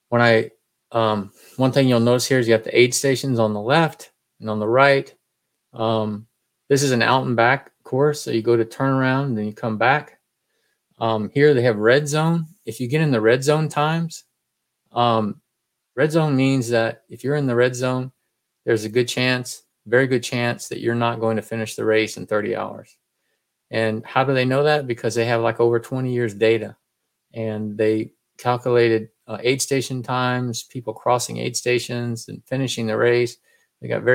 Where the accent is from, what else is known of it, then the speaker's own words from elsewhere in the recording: Texas, United States; I'm from Texas